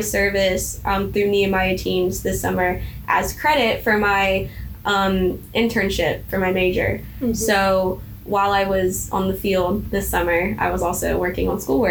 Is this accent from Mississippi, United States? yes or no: yes; Mississippi, United States; I was from Mississippi